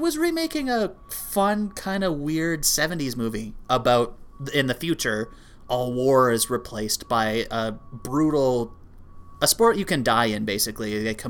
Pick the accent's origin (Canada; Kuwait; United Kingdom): Canada; we are Canadian.